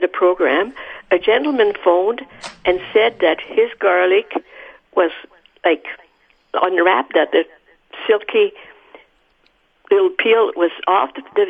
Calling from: St. Adolphe, Manitoba, Canada; It's Adolph.

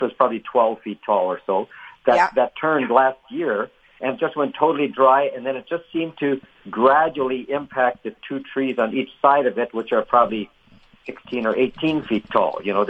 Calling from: Steinbach, Manitoba, Canada; I'm calling from Steinbeck.

